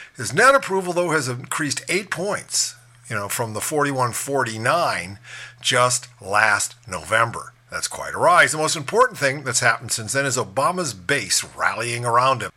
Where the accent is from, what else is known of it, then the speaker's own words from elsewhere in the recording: Ohio, United States; the crucial swing state of Ohio, my home state